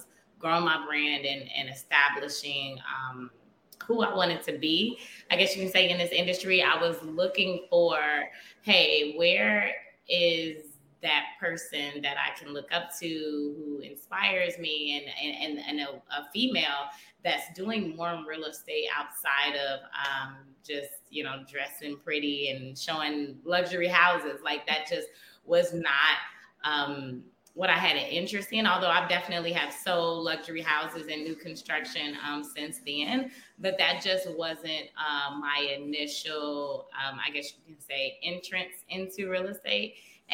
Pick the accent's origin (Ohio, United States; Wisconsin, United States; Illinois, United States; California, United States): Illinois, United States; Chicago; I am born and raised in Chicago